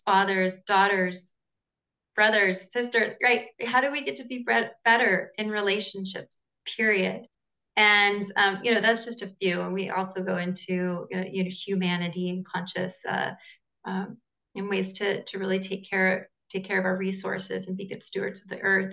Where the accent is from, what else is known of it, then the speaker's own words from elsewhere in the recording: Southern California, United States; now in Costa Rica; I'm originally from Southern California, but I'm uh, currently based in Costa Rica.